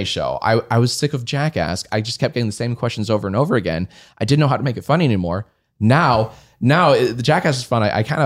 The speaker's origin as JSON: {"language": "English", "town": "Columbia", "region": "Maryland", "country": "United States", "tie": "born or raised there", "also_born_or_lived": "Washington, D.C.", "moved": "as an adult", "said": "I grew up in Columbia, Maryland."}